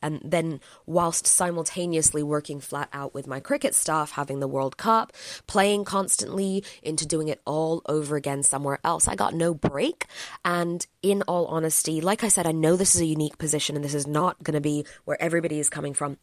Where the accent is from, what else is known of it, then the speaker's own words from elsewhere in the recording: England, United Kingdom; I'm from England